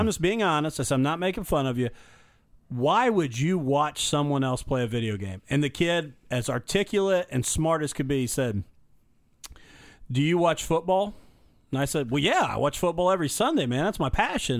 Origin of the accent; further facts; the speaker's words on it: Illinois, United States; moved away; I was born in Illinois and grew up there for a while